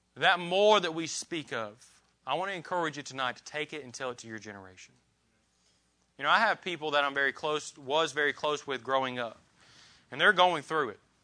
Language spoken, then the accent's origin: English; Columbus, Indiana, United States; the different people that I grew up with in Columbus, Indiana